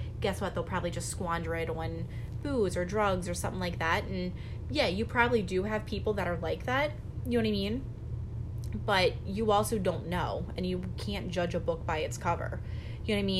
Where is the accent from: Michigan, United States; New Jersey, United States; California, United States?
New Jersey, United States; near Philadelphia / near Camden; growing up near Philly, like, there's a, unfortunately, there's a ton of homelessness in Philly. You know, growing up near Camden, there's a ton of homelessness